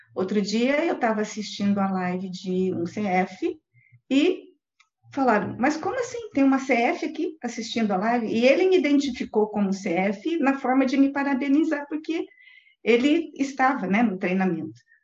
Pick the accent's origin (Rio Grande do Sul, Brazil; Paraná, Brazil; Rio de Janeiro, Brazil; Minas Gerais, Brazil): Paraná, Brazil; interior of; also born or lived in São Paulo, São Paulo, Brazil; Eu sou de São Paulo, capital, e vim para o interior do Paraná